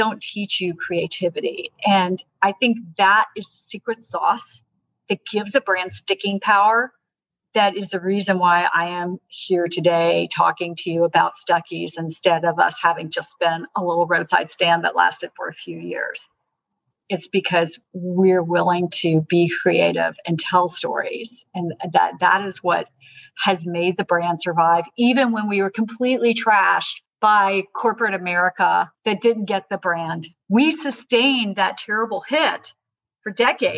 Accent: Georgia, United States; I'm from Georgia. My family's been in Georgia since the 1820s

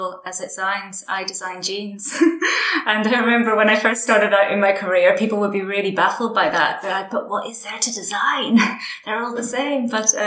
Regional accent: Derry, Northern Ireland, United Kingdom; I grew up in Derry in Northern Ireland.

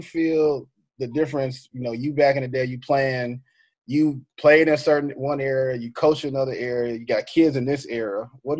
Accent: Dallas, Texas, United States; You know, growing up, I grew up in Dallas, so I heard about all them things.

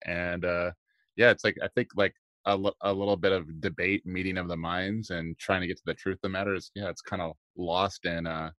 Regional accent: Hawaii, United States; I grew up in Hawaii

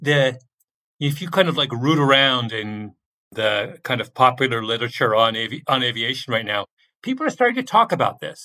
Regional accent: Canada; moved away; I say that as a Canadian

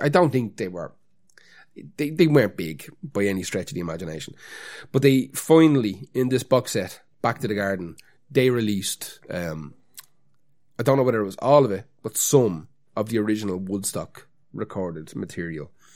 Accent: Dublin, Leinster, Ireland; we have to pretend not to be from Dublin

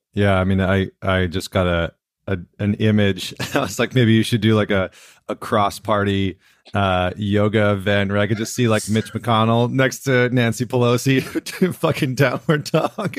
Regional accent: Canada; now in United States; being a Canadian that's moved down into the States

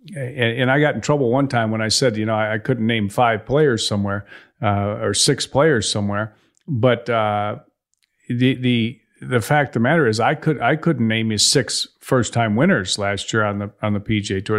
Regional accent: Chicago, Illinois, United States; moved away; I grew up in Chicago

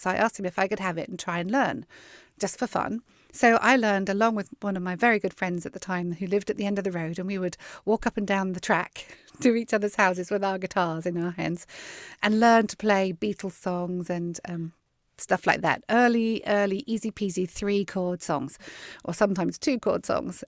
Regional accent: Weymouth, South West England, United Kingdom; now in Texas, United States; I was born and grew up on the south coast of England. in a town called Weymouth

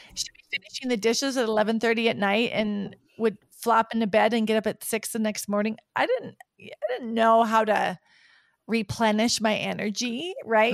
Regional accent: United States; moved away; I'm from an American background

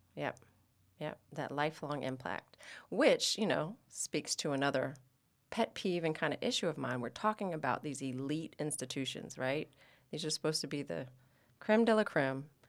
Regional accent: Atlanta, Georgia, United States; now in Los Angeles, United States; I am one of three children born and raised in Atlanta, Georgia, and I'm now a proud Los Angeles resident

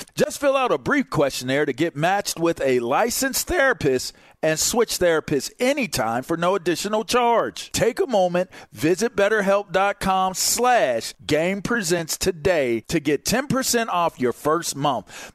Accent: East Coast, United States; I'm from the East Coast

